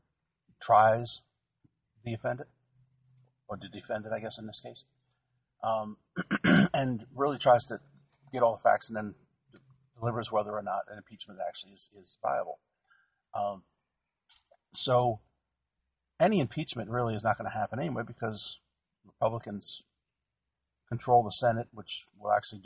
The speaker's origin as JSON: {"language": "English", "region": "New Jersey", "country": "United States", "tie": "born or raised there", "said": "I grew up in New Jersey"}